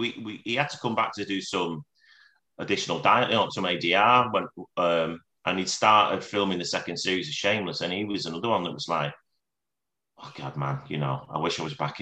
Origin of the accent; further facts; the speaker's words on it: Scotland, United Kingdom; So, well, I am Scottish.